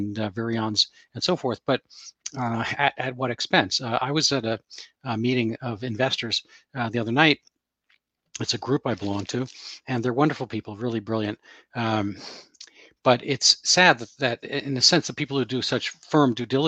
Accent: New York City, New York, United States; I'm from New York City myself, the borough of Queens

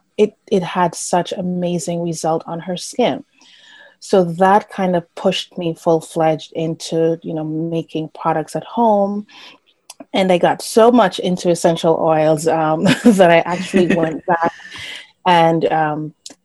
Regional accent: Jamaica; moved away; I am from Jamaica. I grew up with my grandparents there.

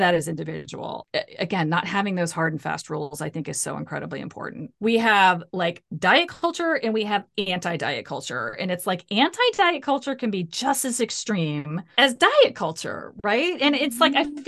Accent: Ohio, United States; I grew up in the Midwest. I grew up in Ohio.

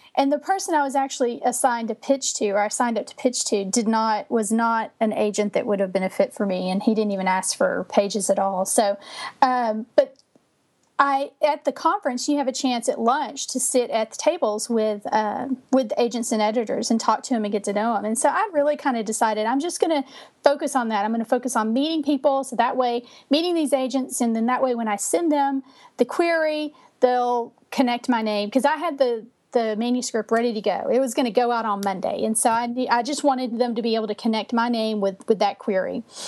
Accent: Texas, United States; also born or lived in Minnesota; I'm from Texas. I've lived here my entire life except for two years when we uh, lived in Minnesota

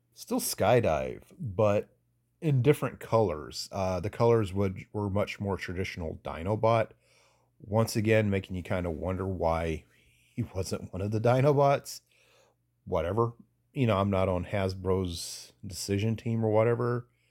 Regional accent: Statesboro, Georgia, United States; moved away; also born or lived in Atlanta suburbs, Georgia; I moved away from Statesboro, Georgia, into the s, suburbs of Atlanta

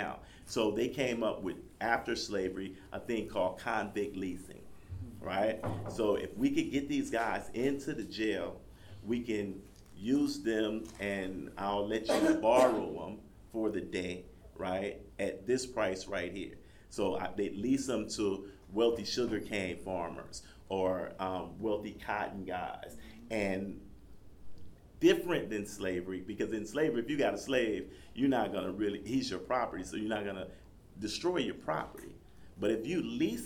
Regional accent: Compton, California, United States; moved away; also born or lived in Louisiana; I grew up in Compton, California

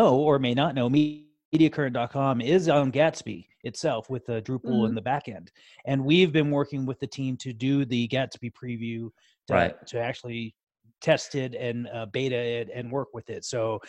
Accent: San Francisco, California, United States; Yeah, I grew up in San Francisco. That's why I love going there.

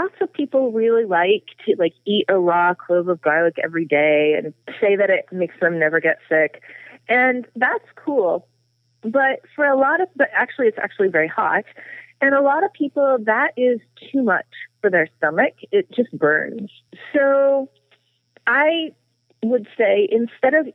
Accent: Texas, United States; I grew up in Texas

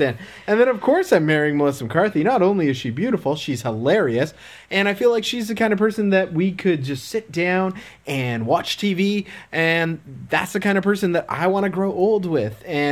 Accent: Canada; And I'm Canadian, but also Canadian.

